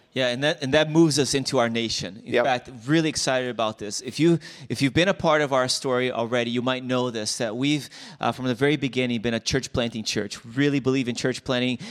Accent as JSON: {"language": "English", "country": "Brazil", "moved": "yes", "lives_now": "United States", "said": "I'm from Brazil"}